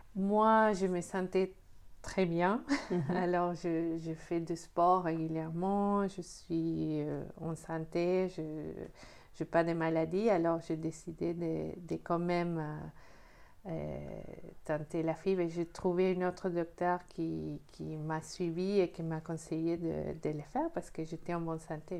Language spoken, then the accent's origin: French; Argentina; moved away as an adult; now in France; je suis née en Argentine, je suis en France depuis 8 euh, ans et demi